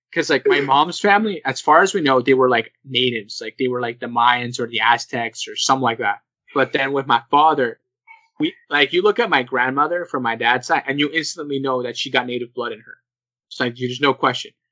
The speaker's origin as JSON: {"language": "English", "country": "Canada", "tie": "born or raised there", "said": "I'm still a Canadian."}